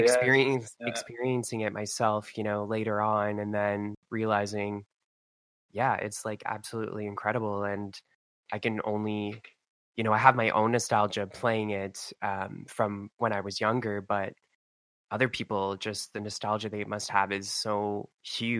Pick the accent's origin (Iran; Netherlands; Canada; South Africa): Canada; I'm from Canada.